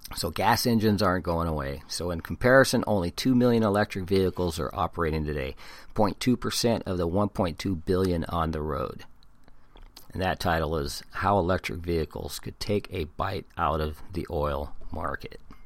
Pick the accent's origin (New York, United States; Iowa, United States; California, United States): California, United States; San Diego; also born or lived in Hawaii; I was born in Hawaii and been in California since I was one year old. My mom's family are all San Diegans, and, and that's a huge family. So I'm a San Diegan.